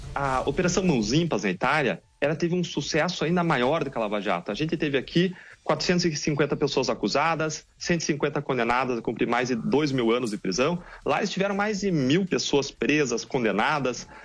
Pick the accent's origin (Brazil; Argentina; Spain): Brazil; nós como brasileiros